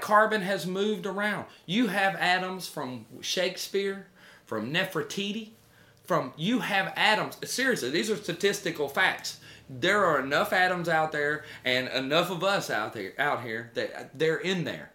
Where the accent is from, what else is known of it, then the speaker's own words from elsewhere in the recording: United States; I'm an American